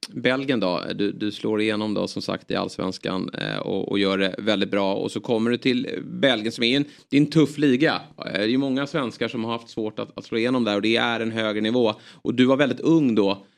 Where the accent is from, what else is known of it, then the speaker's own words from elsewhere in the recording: Netherlands; Ja, men jag är ju holländare.